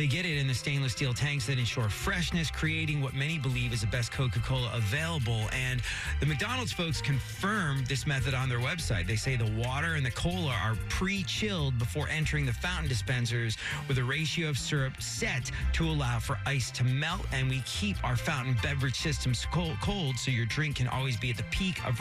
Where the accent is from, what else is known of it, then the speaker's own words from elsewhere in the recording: England, United Kingdom; moved away; growing up in England